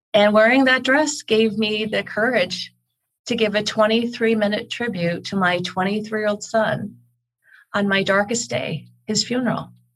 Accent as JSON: {"language": "English", "country": "Canada", "lives_now": "Calgary, Canada", "said": "I am Canadian. I'm here in Calgary, Alberta"}